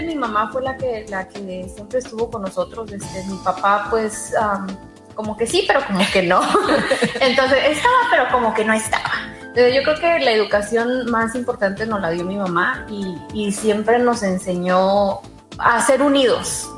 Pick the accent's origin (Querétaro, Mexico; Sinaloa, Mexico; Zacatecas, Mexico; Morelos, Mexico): Sinaloa, Mexico; Los Mochis; moved away as an adult; also born or lived in Illinois / Monterrey / Guadalajara / Mazatlán; now in United States; nací en Los Mochis, Sinaloa un 21 de febrero del 76